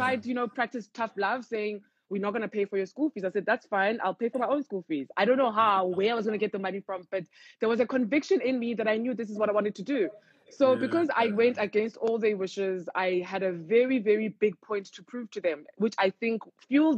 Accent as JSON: {"language": "English", "town": "Cape Town", "region": "Western Cape", "country": "South Africa", "tie": "born or raised there", "said": "I grew up in Cape Town"}